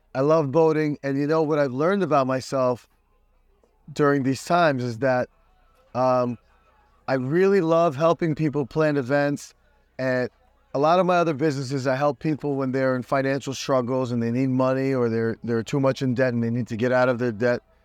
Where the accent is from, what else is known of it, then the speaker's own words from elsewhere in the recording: New York, United States; now in Miami, United States; They took me out of Brooklyn